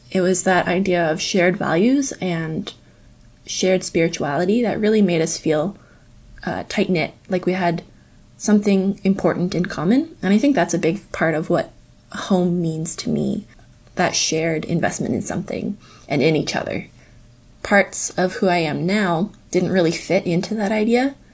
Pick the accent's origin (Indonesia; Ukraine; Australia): Indonesia; also born or lived in Napanee, Canada; Growing up in Indonesia, home was wherever I was with my family. From there, I would say home evolved into the building that I grew up in, in Napanee.